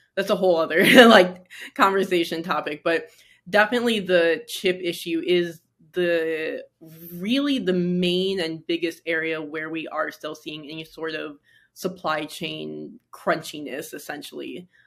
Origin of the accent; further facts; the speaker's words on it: Michigan, United States; now in New York City, United States; growing up in Michigan, now living in New York City